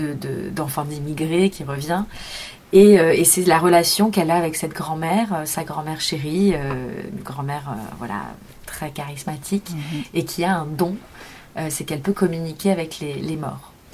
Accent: Montreuil, Île-de-France, France; je suis née en banlieue parisienne à Montreuil dans le 93 où je suis restée jusqu'à mes 20 ans

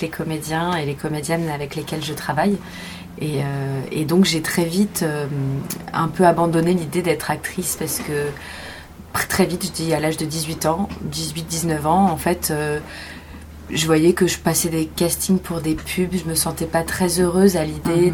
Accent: Montreuil, Île-de-France, France; je suis née en banlieue parisienne à Montreuil dans le 93 où je suis restée jusqu'à mes 20 ans

